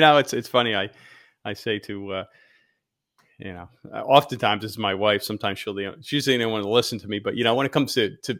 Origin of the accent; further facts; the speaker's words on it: Pennsylvania, United States; now in Fort Myers Beach, United States; we came from Pennsylvania and we were really surprised as well. We heard from neighbors, oh, you know, it's different down here, island time. We're in Fort Myers Beach.